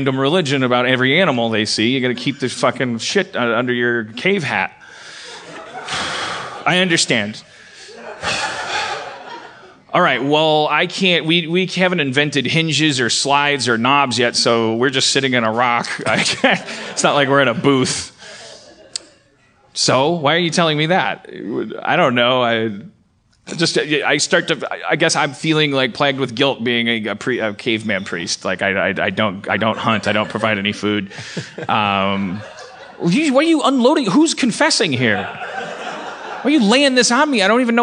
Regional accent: Milwaukee, Wisconsin, United States; now in California, United States; I was born in Milwaukee.

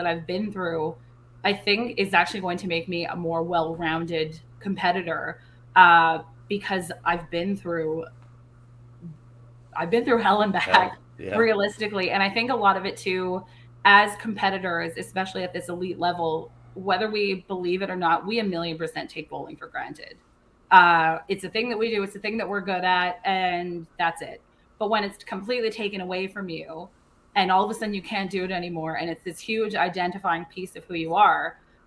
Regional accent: Surrey, British Columbia, Canada; born or raised there; moved away; also born or lived in Scottsdale

